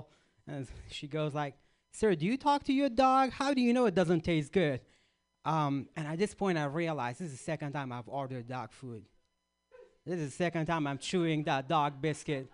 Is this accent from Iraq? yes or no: yes; Iraq; moved away; I grew up in Iraq or Iraq